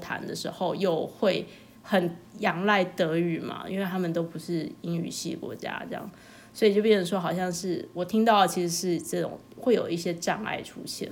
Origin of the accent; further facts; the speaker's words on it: Taiwan; moved away; 我是台湾人